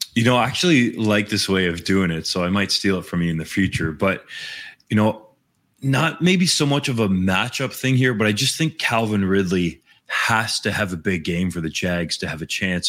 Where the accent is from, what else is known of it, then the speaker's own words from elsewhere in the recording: Guelph, Ontario, Canada; I played at John F. Ross C V I in Guelph.